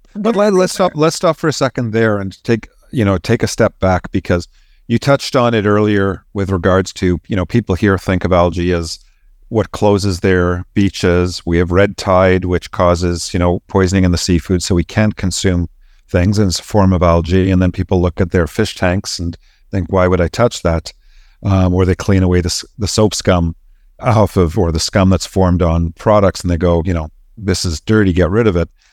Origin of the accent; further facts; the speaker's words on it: Canada; moved away; be a Canadian who managed to get out and explore the world